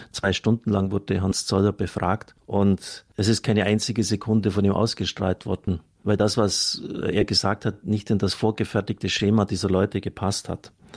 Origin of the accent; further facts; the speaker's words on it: Germany; Wir können als Deutsche eigentlich nur stolz sein